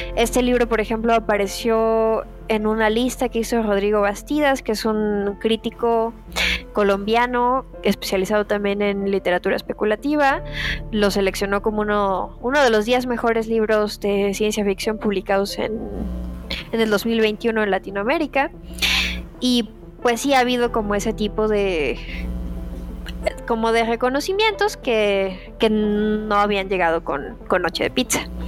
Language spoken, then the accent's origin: Spanish; Guadalajara, Jalisco, Mexico; soy de Guadalajara, vivo en Guadalajara.